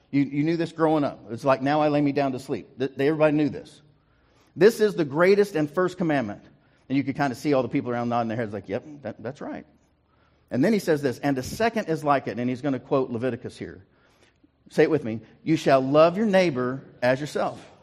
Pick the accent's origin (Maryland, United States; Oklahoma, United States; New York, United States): Oklahoma, United States; Guthrie; also born or lived in Ringling / Prattville / Bartlesville / Fairview; I was born in Ringling, moved to Prattville, moved to uh, Bartlesville, then down to Guthrie, where I was in high school, got moved out of Guthrie um, and uh, out to Fairview.